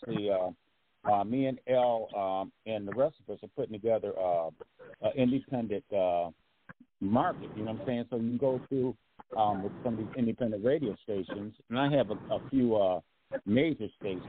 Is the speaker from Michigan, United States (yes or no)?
yes; Grand Rapids, Michigan, United States; moved away; Grand Rapids, my hometown